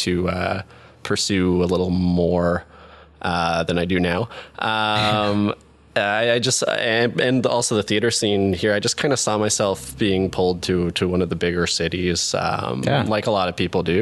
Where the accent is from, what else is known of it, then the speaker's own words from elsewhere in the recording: Ottawa, Ontario, Canada; I'm Ottawa, born and raised.